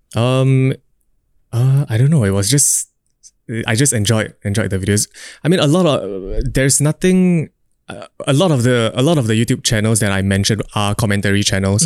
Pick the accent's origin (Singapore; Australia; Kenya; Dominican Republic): Singapore; I'm a Singaporean dude